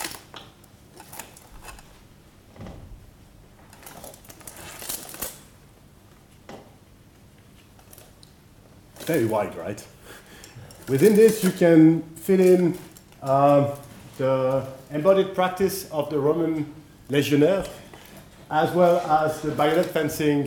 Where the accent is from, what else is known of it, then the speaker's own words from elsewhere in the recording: France; accent: French; English is a second language; my French accent